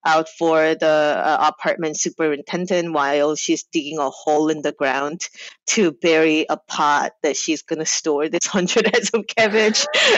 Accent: New Jersey, United States; So when I lived in New Jersey, there was a good amount of like Korean population, and there were Korean immigrant pop

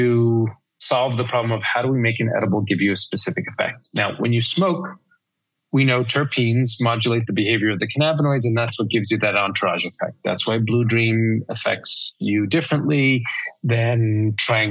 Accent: New York, United States; I'm a New Yorker

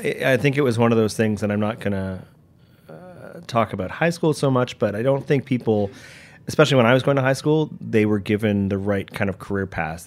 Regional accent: Toronto, Ontario, Canada; moved away as an adult; now in New York, United States; I was born in, yeah, I was born in Toronto and, uh, you know, great upbringing

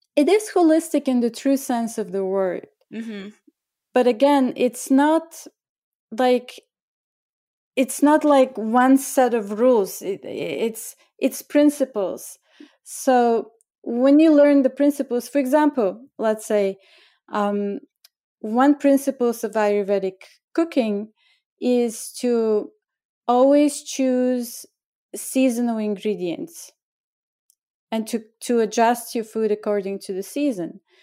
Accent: Bulgaria; moved away as an adult; also born or lived in India; now in New York, United States; I was born in Bulgaria and I grew up during communist time and that was my childhood

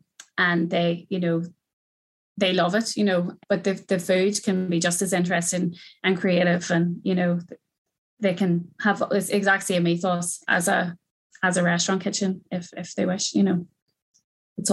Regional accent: County Down, Northern Ireland, United Kingdom; also born or lived in Belfast; I moved home from Belfast to County Down over the pandemic

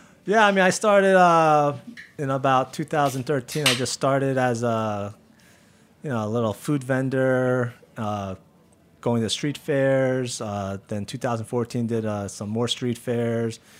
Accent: New Jersey, United States; I grew up in Jersey, so I didn't have real barbecue

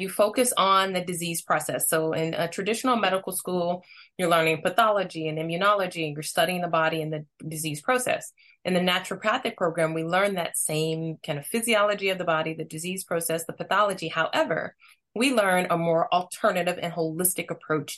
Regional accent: Missouri, United States; I'm born and raised in Missouri.

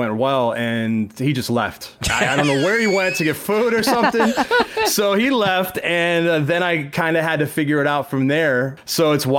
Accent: Binghamton, New York, United States; moved away as an adult; also born or lived in Syracuse, New York / Burlington, Vermont / Charleston; now in Hollywood, Florida, United States; growing up in Binghamton, New York

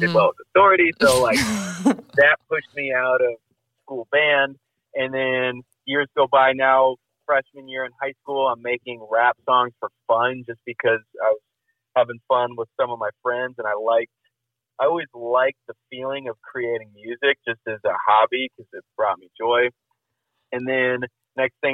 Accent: Libertyville, Illinois, United States; moved away as an adult; also born or lived in San Clemente, California / Lawrence, Kansas / Los Angeles, California; I grew up in Southern California and then moved to Chicago or Libertyville when I was like 8

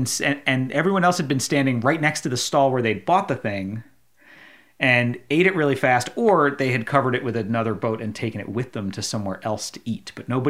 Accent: New York, United States; because I'm a New Yorker, I, you know, in New York you walk and eat at the same time.

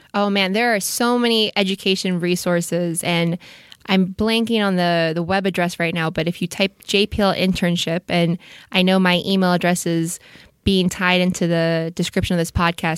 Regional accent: Orange County, California, United States; I grew up in Orange County, uh, so L A proper, not so much, but Southern California has always been my home

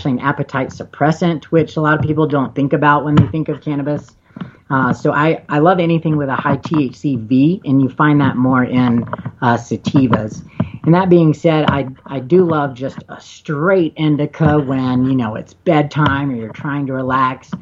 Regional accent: the South, United States; now in Colorado, United States; I'm from the South where I still have friends back home

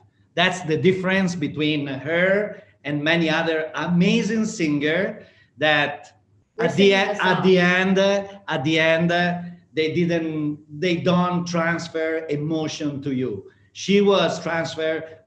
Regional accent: Emilia-Romagna, Italy; growing up in Emilia-Romagna

